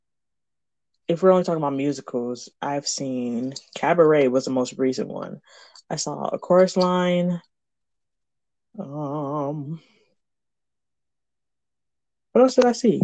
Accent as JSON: {"language": "English", "region": "Michigan", "country": "United States", "said": "I'm from Michigan, and one of the biggest cities in Michigan, but it's not Lansing or Detroit"}